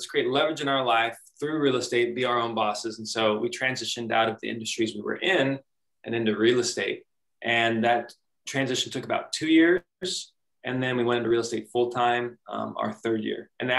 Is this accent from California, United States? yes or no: yes; California, United States; we're from California.